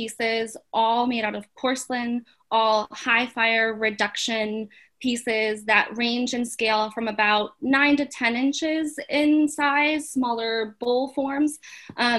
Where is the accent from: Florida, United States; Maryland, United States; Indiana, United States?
Florida, United States; Clearwater; moved away as an adult; now in Lincoln, United States; I'm originally from Clearwater, Florida.